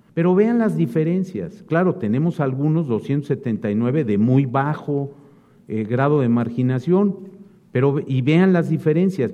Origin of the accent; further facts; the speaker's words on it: Coahuila, Mexico; Soy de Coahuila